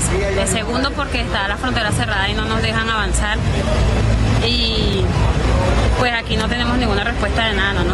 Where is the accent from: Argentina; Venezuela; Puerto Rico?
Venezuela; Eh, vengo de Venezuela, tengo un mes y medio viajando y tengo dos días aquí en México, en la Ciudad de México.